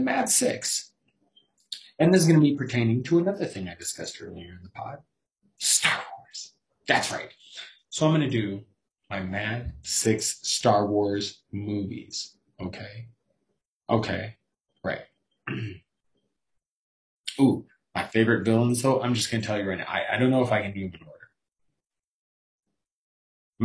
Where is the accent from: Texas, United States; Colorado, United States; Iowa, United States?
Colorado, United States; I'm from Colorado